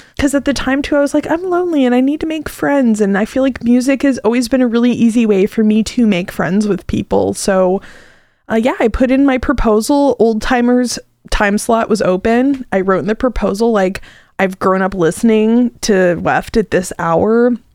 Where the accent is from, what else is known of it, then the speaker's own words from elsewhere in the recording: Arcola, Illinois, United States; moved away as an adult; now in Champaign-Urbana, United States; I moved back to the area from my hometown of Arcola